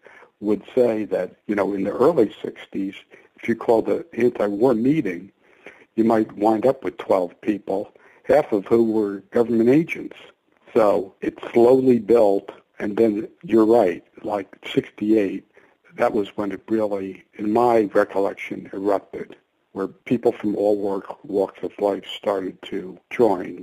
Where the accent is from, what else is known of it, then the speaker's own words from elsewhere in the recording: Jersey Shore, New Jersey, United States; moved away as an adult; also born or lived in Boulder, Colorado; I grew up on the Jersey Shore